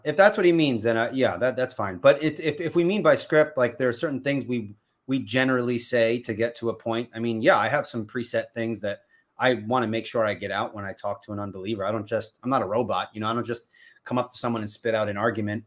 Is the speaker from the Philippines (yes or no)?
no; Patchogue, New York, United States; now in North Carolina, United States; I was born and raised on Long Island, New York. I grew up in a little town called Patchogue